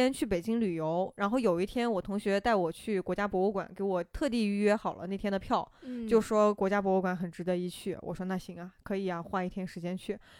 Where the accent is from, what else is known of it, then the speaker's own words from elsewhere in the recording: Shaanxi, China; born there; 然后，尤其是像我还出生在陕西嘛，陕 {S0} 嗯 {S1} 西其实历史都很厉害了。